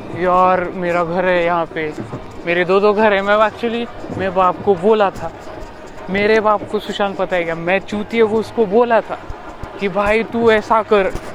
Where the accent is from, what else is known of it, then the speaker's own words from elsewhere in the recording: Latur, Maharashtra, India; also born or lived in Pune; मैं पुणे से निकल आया भाई लातूर आ गया अपने अपने घर